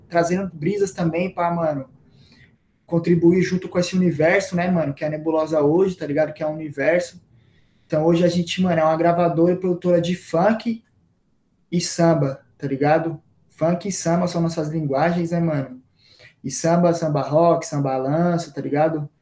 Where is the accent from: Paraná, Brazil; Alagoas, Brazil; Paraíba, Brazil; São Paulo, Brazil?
São Paulo, Brazil; Purá, Zona Sul; eu cresci na Purá, né, mano? Que é uns bairros assim, tipo, parça, bem distante aqui na Zona Sul